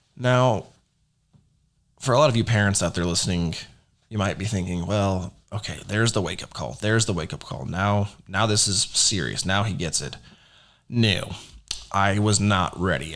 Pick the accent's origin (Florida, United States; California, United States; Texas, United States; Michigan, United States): Texas, United States; Rockwall; I was born in Rockwall, Texas, which is a little suburb outside of Dallas